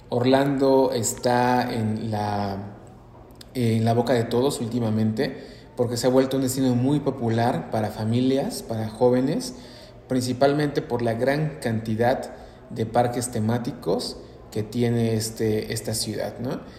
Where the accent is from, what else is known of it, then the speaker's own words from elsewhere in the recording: Mexico; A veces uno como mexicano pues sufre realmente ir a otros destinos como Nueva York, Canadá en invierno